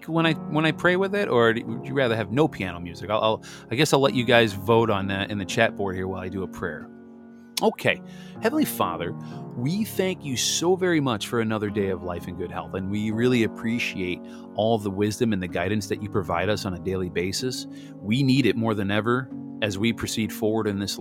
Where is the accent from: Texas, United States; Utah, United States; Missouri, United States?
Missouri, United States; I was born in Missouri.